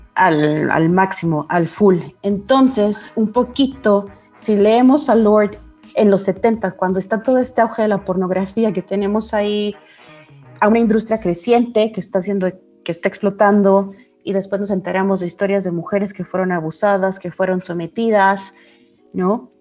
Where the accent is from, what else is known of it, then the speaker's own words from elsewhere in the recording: Mexico; mujeres mexicanas del siglo 21